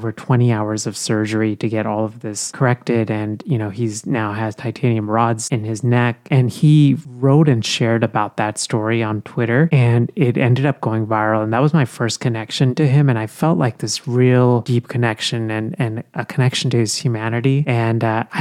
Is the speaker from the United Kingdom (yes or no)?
no; India; now in United States; I was born in India and I grew up in India